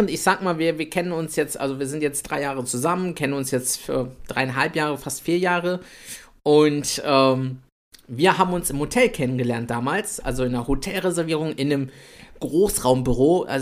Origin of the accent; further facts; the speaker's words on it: Italy; Ich bin der kleine Italiener.